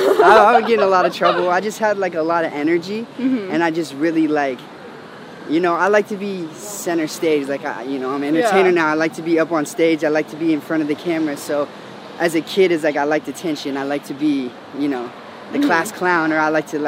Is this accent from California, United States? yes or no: yes; Santa Clarita, California, United States; Yeah, born and raised, yep. Right out in Santa Clarita, actually.